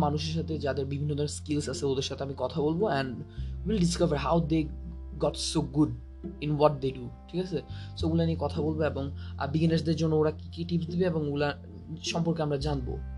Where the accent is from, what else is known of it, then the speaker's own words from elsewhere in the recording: Rangamati, Chittagong Division, Bangladesh; moved away; আমার গ্রামের বাড়ি হলো রাঙামাটি